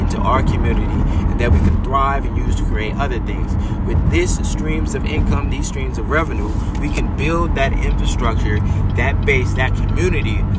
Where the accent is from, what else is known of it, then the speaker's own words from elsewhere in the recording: United States; I'm American or I'm Afro-American